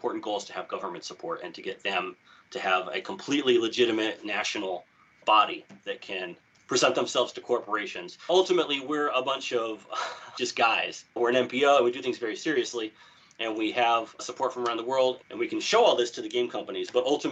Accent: United States; now in Japan; growing up in America

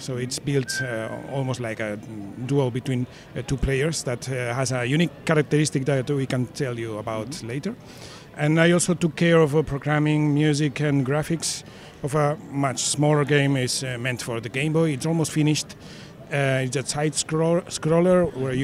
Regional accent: Spain; I'm from Spain

